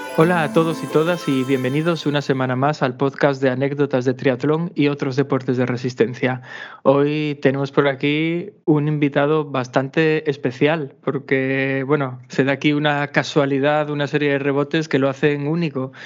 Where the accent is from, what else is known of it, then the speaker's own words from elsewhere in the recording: Asturias, Spain; accent: Asturian; nuestro acento asturiano